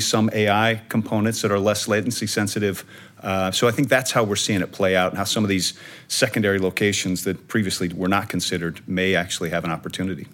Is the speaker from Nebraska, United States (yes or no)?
yes; Omaha, Nebraska, United States; my hometown of Omaha, Nebraska